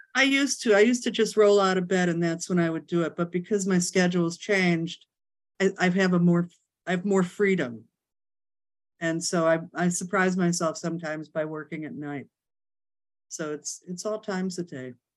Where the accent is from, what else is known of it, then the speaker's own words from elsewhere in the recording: Chicago, Illinois, United States; moved away as an adult; also born or lived in New York City; now in Hamptons, United States; I'm from Chicago. Moved to uh, New York City the day after my 18th birthday.